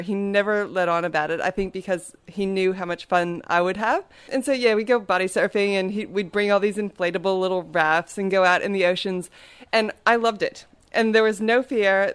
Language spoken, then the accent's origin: English; Maryland, United States; I grew up in Maryland on the east coast of the United States